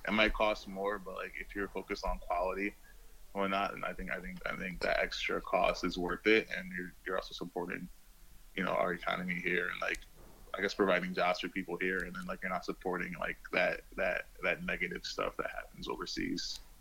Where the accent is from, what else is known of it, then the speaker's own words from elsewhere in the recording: Rochester, New York, United States; moved away as an adult; also born or lived in Brooklyn, New York / Tokyo, Japan; now in Miami, United States; I'm actually from Rochester, New York